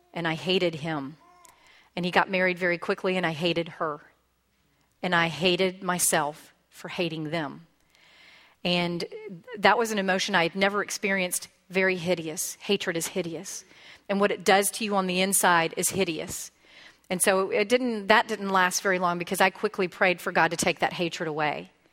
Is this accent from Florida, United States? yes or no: yes; Pensacola, Florida, United States; I was born and raised in Pensacola